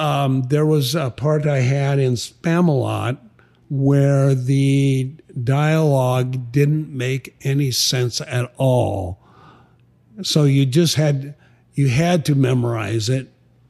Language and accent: English; Sioux Falls, South Dakota, United States; I'm from Sioux Falls, South Dakota. It's my hometown.